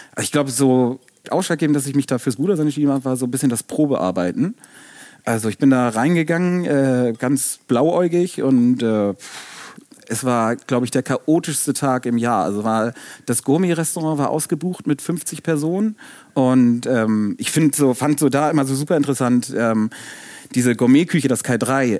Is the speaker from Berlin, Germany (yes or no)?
no; Hamburg, Germany; moved away as an adult; now in Erfurt, Germany; wir Hamburger sind ja eigentlich sonst ein bisschen kühl und zurückhaltend